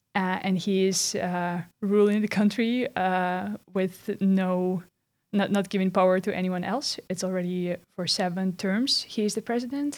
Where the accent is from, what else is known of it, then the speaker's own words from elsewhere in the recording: Belarus; now in Netherlands; closely connected to my homeland, which is Belarus. I'm from Belarus